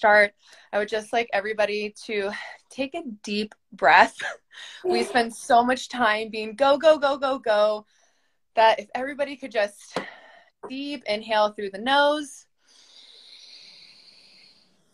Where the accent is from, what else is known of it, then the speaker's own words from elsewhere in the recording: Texas, United States; I am Mexican German from Texas